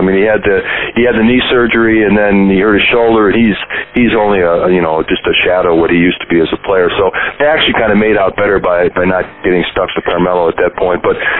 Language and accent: English; Milwaukee, Wisconsin, United States; And I grew up in Milwaukee